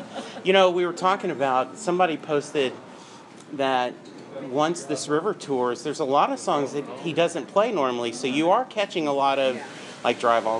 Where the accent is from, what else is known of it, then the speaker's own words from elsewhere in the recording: Louisiana, United States; now in Dallas, United States; and then I grew up in Louisiana, so you didn't have a lot of chances to see him. And then when I moved to Dallas, you had family obligations.